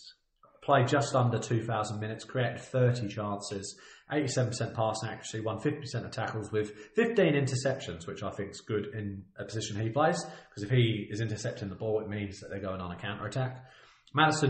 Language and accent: English; England, United Kingdom; I'm English